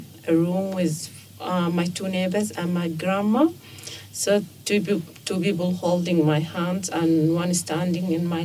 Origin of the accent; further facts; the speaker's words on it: Sudan; moved away as an adult; now in Australia; I'm from Sudan and I've been here for 4.5